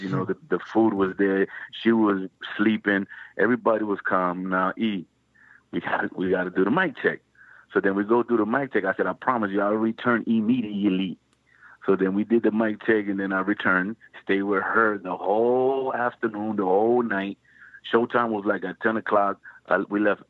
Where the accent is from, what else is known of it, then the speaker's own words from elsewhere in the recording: New Jersey, United States; growing up in Jersey.